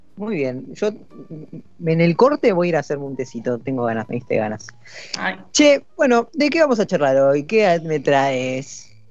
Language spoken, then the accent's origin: Spanish; Buenos Aires Province, Argentina; los dos conductores somos del conurbano